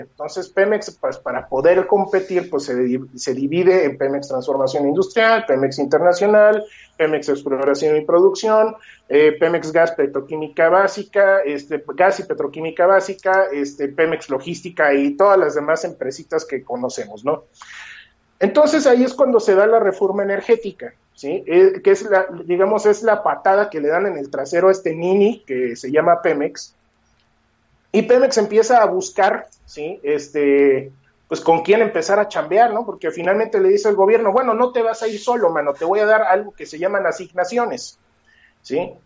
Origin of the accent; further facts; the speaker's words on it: Mexico; nosotros necesitamos como mexicanos